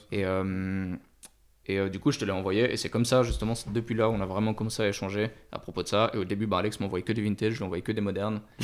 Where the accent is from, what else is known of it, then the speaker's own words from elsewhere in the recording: Switzerland; moved away as an adult; j'ai grandi en Suisse, j'ai vécu un petit peu à l'étranger